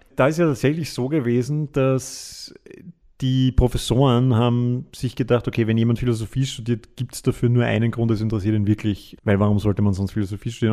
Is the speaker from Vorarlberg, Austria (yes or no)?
no; Vienna, Austria; wir sind Wiener